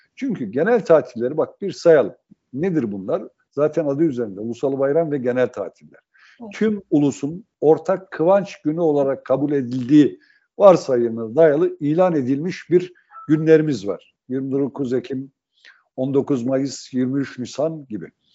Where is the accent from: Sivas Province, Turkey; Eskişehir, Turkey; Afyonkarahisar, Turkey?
Sivas Province, Turkey; born or raised there; moved away